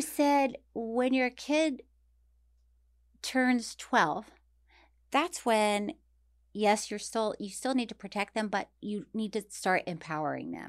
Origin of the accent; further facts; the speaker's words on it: Tallahassee, Florida, United States; moved away; my hometown of Tallahassee